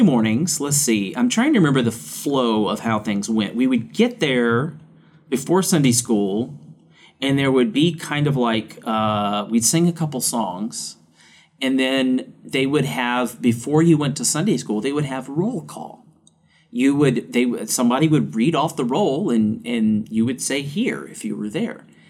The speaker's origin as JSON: {"language": "English", "region": "Louisiana", "country": "United States", "tie": "born or raised there", "said": "growing up in the South. We didn't have a whole lot of places to go snowboarding in Louisiana"}